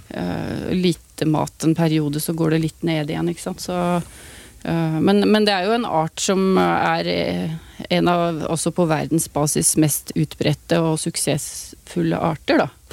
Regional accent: Vestfold, Norway; der jeg kommer fra, Vestfold

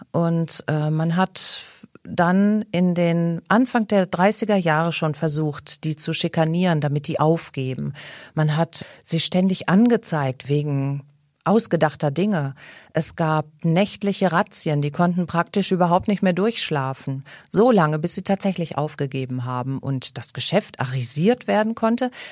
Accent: Cologne, North Rhine-Westphalia, Germany; als Kölner Bürgerin

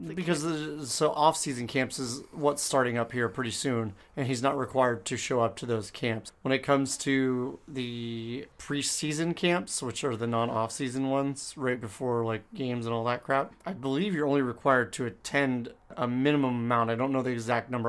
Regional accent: United States; first language English; now in Texas, United States; I'm that dumb American that doesn't speak any other language

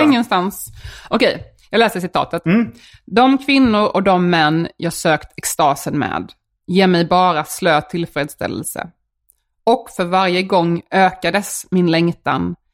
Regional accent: Värnamo, Jönköping County, Sweden; accent: Småland dialect; moved away; när jag växte upp i Värnamo

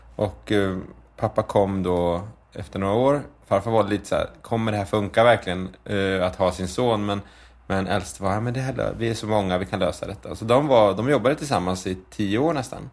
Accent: Linköping, Östergötland, Sweden; vi bodde i en liksom, förort till Linköping som heter Skäggetorp. Ett, så här, där växte jag upp mina första sex, sju år

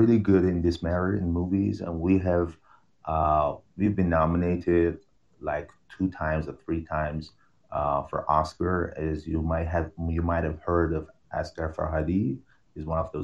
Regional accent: Iran; English is a second language; my country is Iran

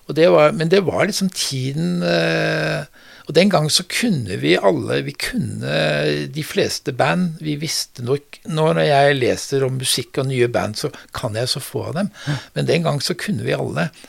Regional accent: Oslo, Norway; also born or lived in Bodø; Jeg er født, jeg er født i Bodø, ja. og så er jeg vokst opp uh, i Oslo

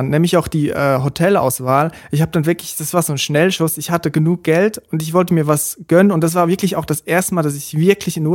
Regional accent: Switzerland; now in Germany; Und damals habe ich noch in der Schweiz gelebt. Ich bin ja Schweizer. Und der Sprung nach Deutschland, das ist natürlich ein Riesensprung

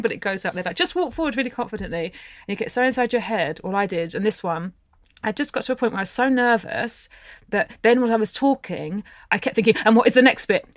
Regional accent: England, United Kingdom; I was born in England

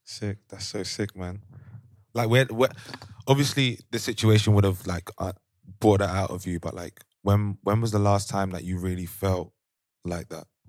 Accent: London, United Kingdom; moved away as an adult; now in Amsterdam, Netherlands; young black males growing up in London

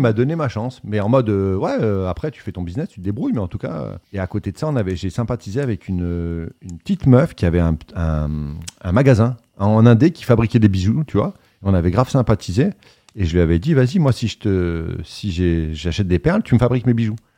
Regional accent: Voiron, Auvergne-Rhône-Alpes, France; moved away as an adult; also born or lived in New York / Paris; je viens de Voiron et la chartreuse, pour ceux qui connaissent, ça vient de là où, où je suis né

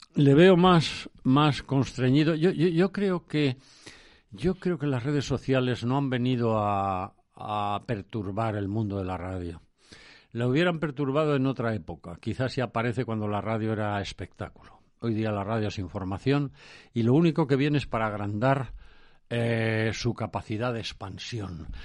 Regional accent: Valdemoro, Community of Madrid, Spain; mi pueblo, Valdemoro, me pasó un comunicado por el que me acababan de nombrar hijo predilecto de la villa de Valdemoro

